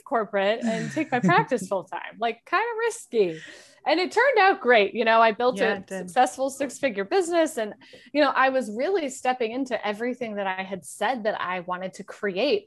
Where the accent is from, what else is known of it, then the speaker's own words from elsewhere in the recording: Wyoming, United States; moved away as an adult; also born or lived in South Carolina / New York; I grew up in Wyoming